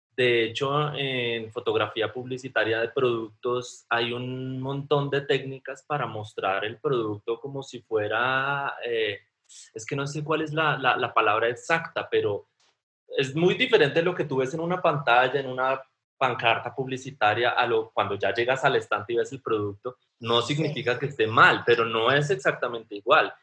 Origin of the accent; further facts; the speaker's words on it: Colombia; yo soy fotógrafo colombiano